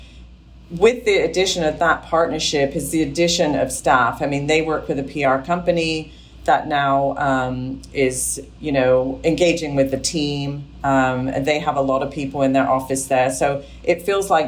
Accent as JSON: {"language": "English", "region": "England", "country": "United Kingdom", "tie": "born or raised there", "said": "I grew up in England with a strong work ethic"}